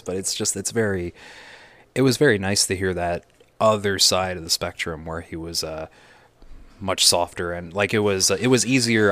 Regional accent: United States; I'm American

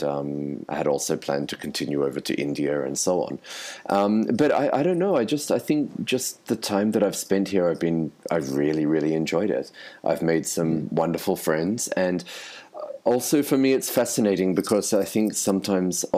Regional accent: Sydney, New South Wales, Australia; also born or lived in Melbourne, Australia; I'm originally from Australia. I grew up in Sydney and I spent a lot of time working and living in Melbourne

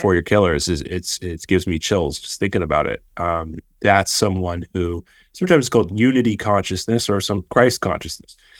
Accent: Austin, Texas, United States; I grew up in Austin, Texas. I, I, my family's all Austinites

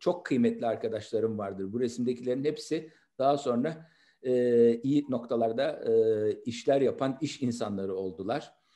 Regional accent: Istanbul, Turkey; 28 Kasım 1961'de İstanbul'da Nişantaşı semtinde doğdum.

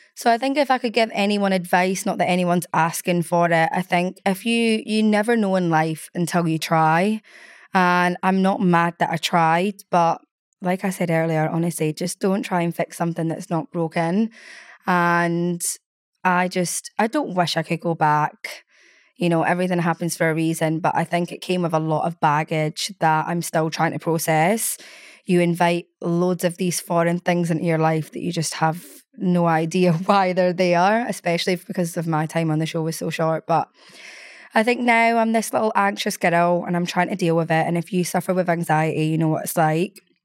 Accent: Scotland, United Kingdom; moved away as an adult; now in London, United Kingdom; I'm such a Scottish gal

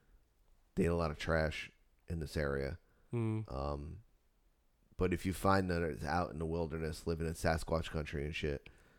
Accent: Florida, United States; I was born in Florida.

